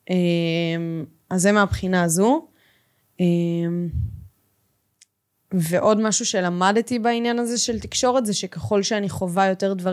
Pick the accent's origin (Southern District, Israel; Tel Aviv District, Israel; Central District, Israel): Central District, Israel; Ganei Tikva; גדלתי בגני תקווה, למדתי באולפנה בפתח תקווה, באישורון.